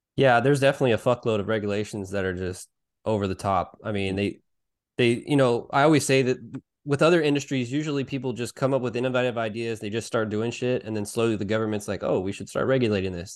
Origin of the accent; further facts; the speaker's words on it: Salinas, California, United States; I worked for a hydroponic store here in my, my hometown of Salinas